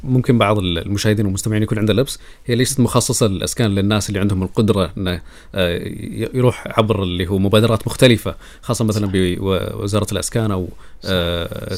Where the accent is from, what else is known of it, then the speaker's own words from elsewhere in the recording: Saudi Arabia; عندنا في السعوديه